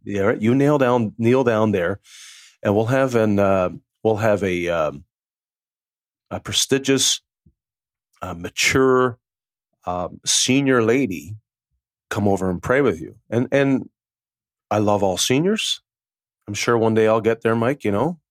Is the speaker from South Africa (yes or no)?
no; Newfoundland and Labrador, Canada; I'm from a small little island off the east coast of Canada called Newfoundland